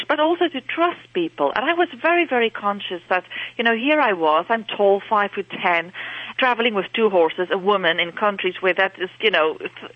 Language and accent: English; South Africa; moved away as an adult; now in Dublin, Ireland; I'm actually from South Africa, born and bred in South Africa, and my family are still living there